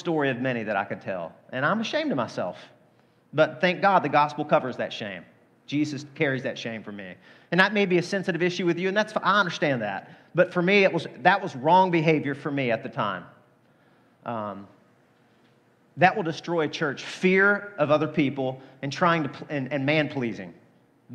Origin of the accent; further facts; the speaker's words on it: Deep South, United States; The culture I grew up in the Deep South.